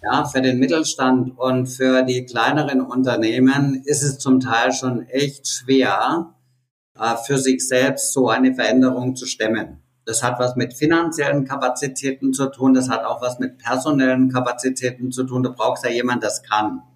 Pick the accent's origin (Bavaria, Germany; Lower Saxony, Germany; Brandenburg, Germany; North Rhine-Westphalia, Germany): Bavaria, Germany; Nuremberg; ein interessanter Exportartikel, den meine Heimatstadt hat